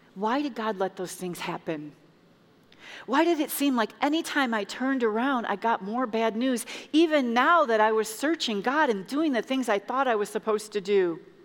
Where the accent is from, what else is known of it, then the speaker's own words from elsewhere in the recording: Chicago, Illinois, United States; moved away as an adult; now in Indiana, United States; I'm from Chicago, and um, I moved to Indiana 13 years ago with my two children, and I left my family back home